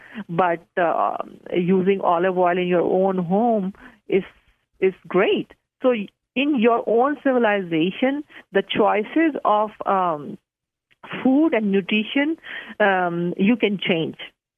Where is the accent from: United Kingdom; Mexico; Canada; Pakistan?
Pakistan; And because I'm from Pakistan, so I love curries.